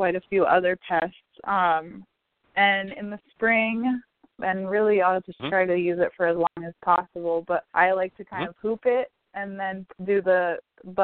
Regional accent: Virginia, United States; moved away; I'm from Virginia originally

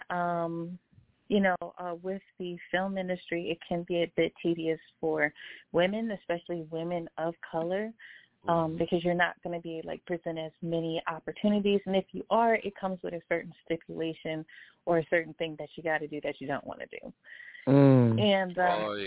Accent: Baltimore, Maryland, United States; born or raised there; moved away as an adult; now in Atlanta, United States

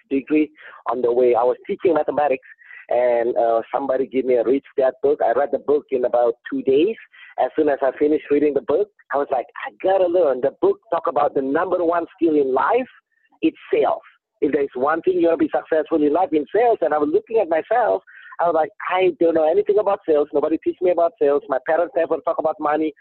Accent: Indonesia; English is a second language; moved away as an adult; now in California, United States; I didn't born here. I was born in Indonesia. They sent me to school here. I was an international student

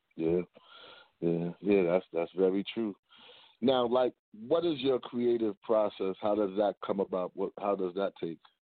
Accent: New York City, New York, United States; also born or lived in Beaufort, South Carolina (family); I'm actually born in Harlem.

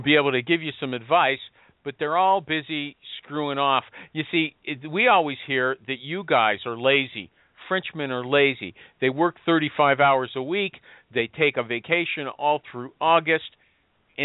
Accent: Canada; I'm Canadian

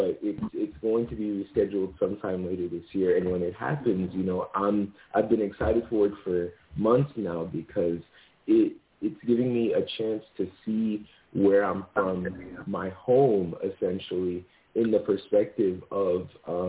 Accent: Zambia; born there; moved away; I was born in Zambia, moved here sometime, and then through, you know, just through growing up, I learned this, this, and this, right?

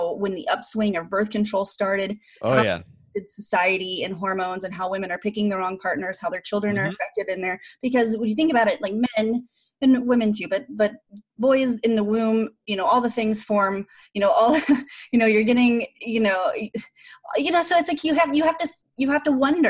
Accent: Oklahoma, United States; I grew up in Oklahoma

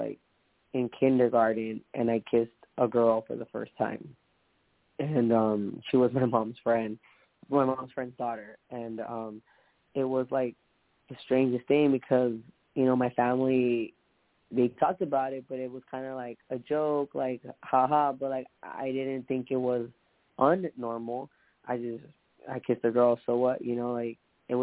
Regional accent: Long Beach, California, United States; I was born in Long Beach.

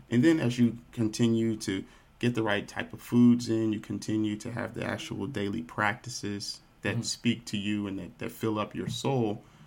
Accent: Dallas, Texas, United States; I grew up here in Dallas, Texas

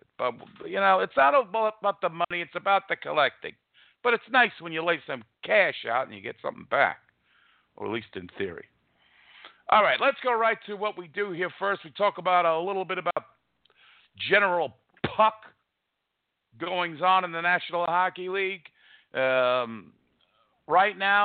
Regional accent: New York City, New York, United States; I'm a guy from New York, from Queens, New York

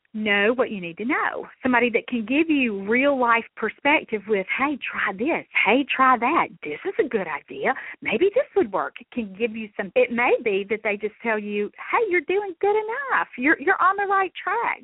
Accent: Mississippi, United States; I'm from Mississippi

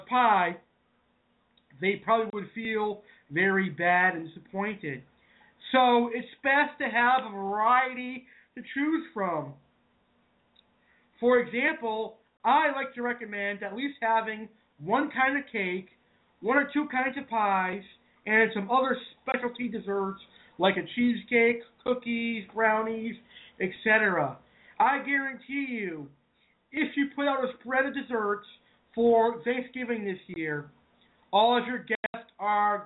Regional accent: Massachusetts, United States; I am from New England, and I'm from Massachusetts

